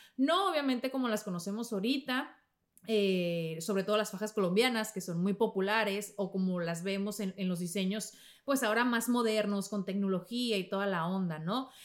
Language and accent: Spanish; Mexico; en México le decimos menjurjes